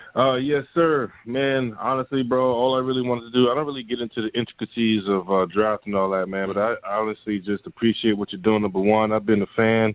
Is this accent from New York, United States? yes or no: yes; New York City, New York, United States; I'm from the Bronx